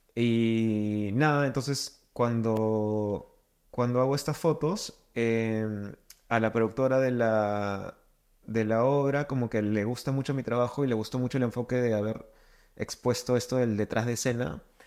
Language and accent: Spanish; Lima, Peru; soy de Lima